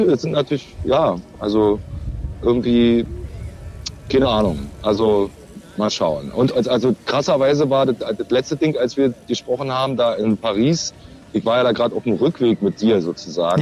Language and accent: German; East Germany, Germany; als Ossi